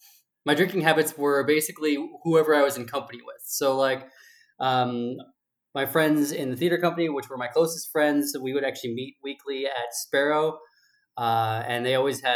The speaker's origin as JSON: {"language": "English", "region": "Southern California", "country": "United States", "moved": "as an adult", "lives_now": "New York City, United States", "said": "I'm originally from Southern California"}